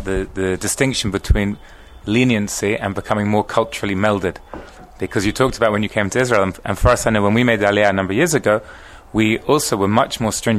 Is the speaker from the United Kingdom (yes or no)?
yes; England, United Kingdom; I'm actually from England, and I've never heard